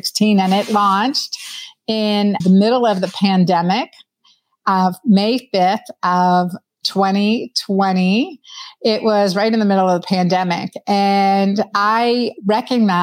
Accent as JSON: {"language": "English", "region": "Pennsylvania", "country": "United States", "tie": "born or raised there", "also_born_or_lived": "Doylestown, Pennsylvania", "said": "we grew up in Hapro, Pennsylvania, and then moved to Doylestown as a teenager in Pennsylvania."}